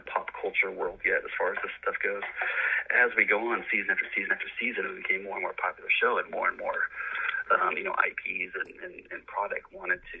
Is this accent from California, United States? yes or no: yes; Los Angeles, California, United States; I grew up in Los Angeles